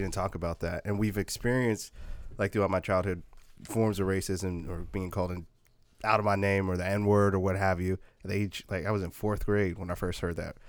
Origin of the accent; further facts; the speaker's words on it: Portland, Oregon, United States; also born or lived in Puyallup, Washington; I grew up in Northeast Portland